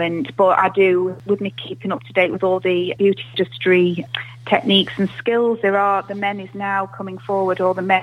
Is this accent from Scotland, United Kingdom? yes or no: no; Chesterfield, East Midlands, United Kingdom; also born or lived in Preston; I am actually born and bred from Chesterfield.